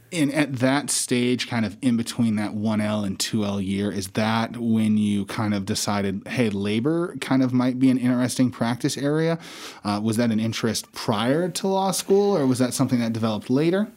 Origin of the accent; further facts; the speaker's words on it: Casper, Wyoming, United States; moved away as an adult; also born or lived in Hawaii; I was born and raised in Casper, Wyoming